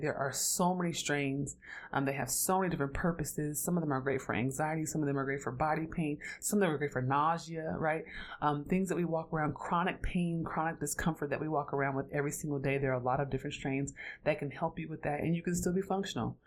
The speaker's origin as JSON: {"language": "English", "town": "Oakland", "region": "California", "country": "United States", "tie": "born or raised there", "said": "I'm from Oakland, California, so I grew up around cannabis"}